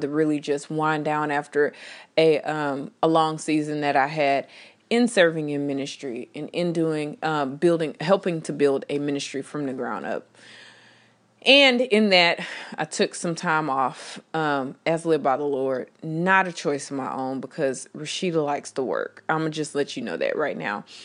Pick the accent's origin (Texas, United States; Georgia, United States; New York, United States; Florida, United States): Texas, United States; I am from Texas.